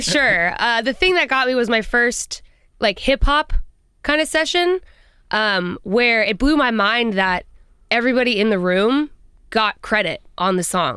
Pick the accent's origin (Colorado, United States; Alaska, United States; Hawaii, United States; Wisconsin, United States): Colorado, United States; I'm from Colorado and I have a big family